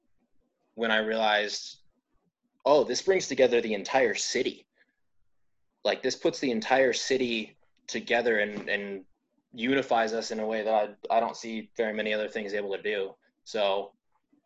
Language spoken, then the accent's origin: English; Phoenix, Arizona, United States; born and raised in Phoenix, Arizona as well. I'm still here.